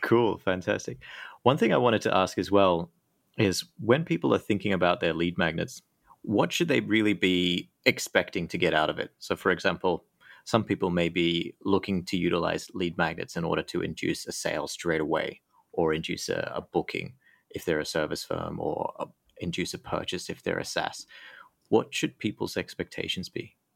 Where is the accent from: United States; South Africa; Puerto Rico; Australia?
Australia; also born or lived in United Kingdom; now in Thailand; I used to live in the U K, but I'm actually from Australia